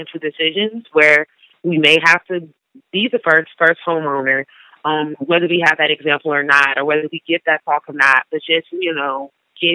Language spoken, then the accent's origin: English; New York, United States; moved away; I came from New York, so a majority of people where I'm from, we rent our whole lives